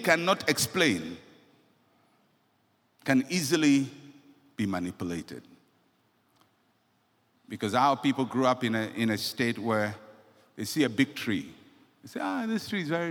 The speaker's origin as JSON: {"language": "English", "country": "Ghana", "said": "I'm a Ghanaian"}